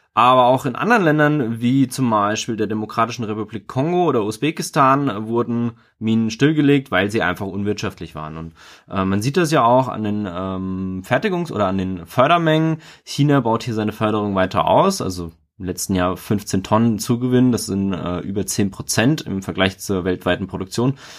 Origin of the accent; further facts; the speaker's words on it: Germany; wir als Deutsche